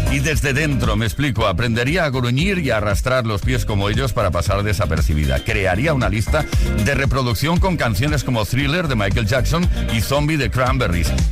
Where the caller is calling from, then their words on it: Ibiza, Balearic Islands, Spain; Hola, buenas tardes. … de Ibiza.